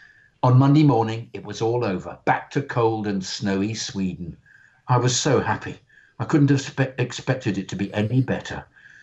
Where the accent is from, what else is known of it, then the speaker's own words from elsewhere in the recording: Southern District, Israel; also born or lived in Romania; now in Barcelona, Spain; I was born in Romania, but my parents moved to Israel when I was very young. Growing up in the early 90s in a small desert city in the south of Israel